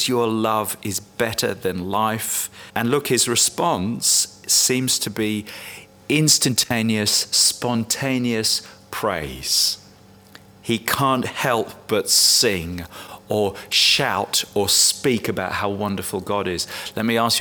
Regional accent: England, United Kingdom; I'm English

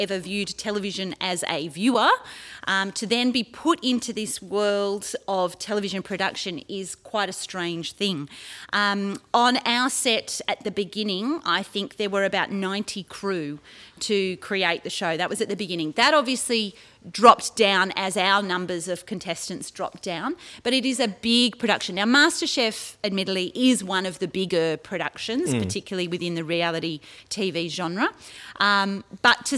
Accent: Sydney, New South Wales, Australia; now in Orange, Australia; I grew up in Sydney and moved to the country in Orange in New South Wales

